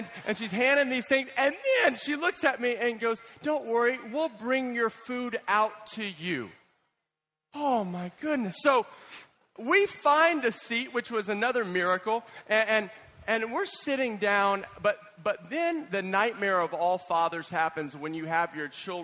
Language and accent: English; United States; as an American